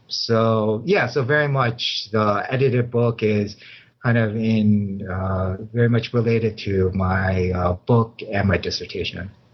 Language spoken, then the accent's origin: English; Chicago, Illinois, United States; moved away as an adult; also born or lived in Los Angeles area, California; now in Claremont, United States; I was born and raised in Chicago too